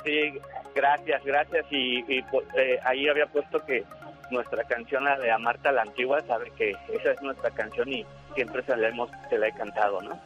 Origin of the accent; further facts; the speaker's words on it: Mexico City, Mexico; now in Tijuana, Mexico; nosotros somos de la Ciudad de México, estamos aquí en Tijuana